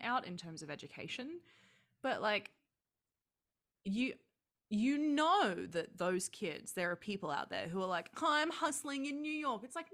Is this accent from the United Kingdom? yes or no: no; Australia; growing up in Australia